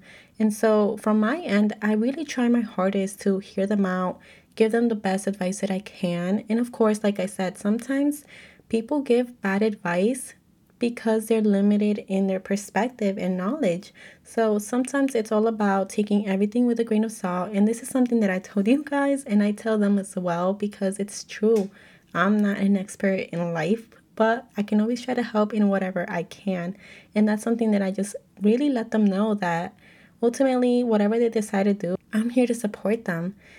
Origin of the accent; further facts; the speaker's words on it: United States; I'm Mexican American, so if you're able to relate, let me know